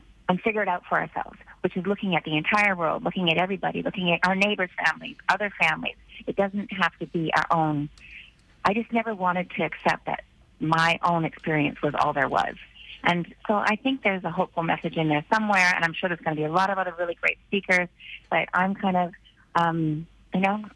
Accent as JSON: {"language": "English", "country": "Canada", "also_born_or_lived": "Vancouver Island", "said": "I'm a Canadian girl, and I live in Canada full time now. I'm in my home base on Vancouver Island"}